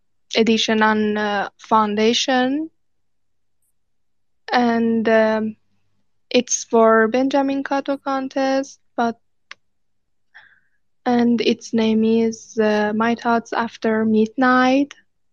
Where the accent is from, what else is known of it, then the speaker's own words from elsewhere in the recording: Iran; from Iran. I'm new one of one NFT artist, and I'm self-taught illustrator.